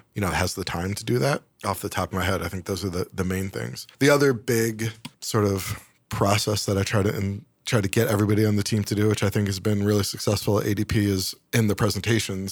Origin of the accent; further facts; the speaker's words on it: Syracuse, New York, United States; moved away as an adult; also born or lived in Boston / Atlanta; I grew up in Syracuse, both very cold, snowy places.